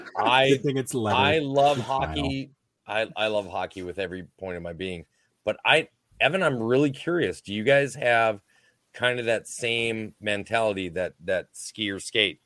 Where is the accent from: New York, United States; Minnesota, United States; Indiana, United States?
Minnesota, United States; I'm from Southern Canada. All right. I'm from Minnesota. I'm from Southern Canada.